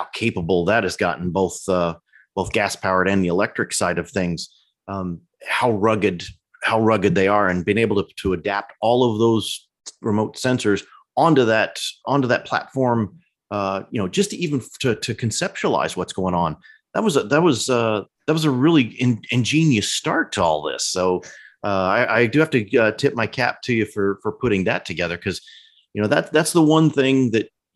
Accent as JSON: {"language": "English", "region": "Central Illinois", "country": "United States", "tie": "born or raised there", "said": "I grew up in Central Illinois."}